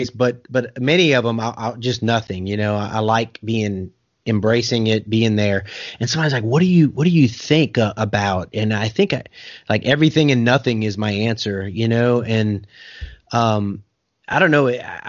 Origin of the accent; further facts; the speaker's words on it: South Louisiana, United States; now in Oklahoma, United States; I'm from South Louisiana with the humidity and everything else